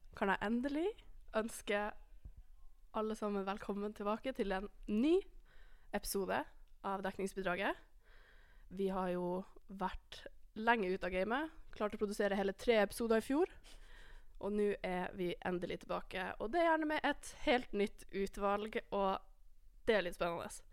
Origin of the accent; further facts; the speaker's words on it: Alta, Finnmark, Norway; moved away as an adult; now in Trondheim, Norway; Jeg er enda fra Alta